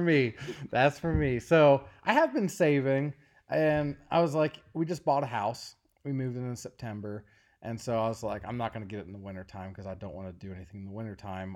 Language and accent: English; Ashland, Kentucky, United States; moved away as an adult; we both are from Kentucky, And we lived in Eastern Kentucky, a place called Ashland, Kentucky.